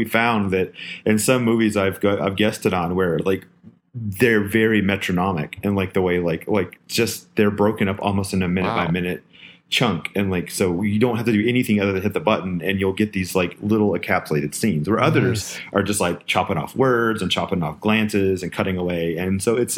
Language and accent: English; southern United States, United States; I grew up in the southern United States.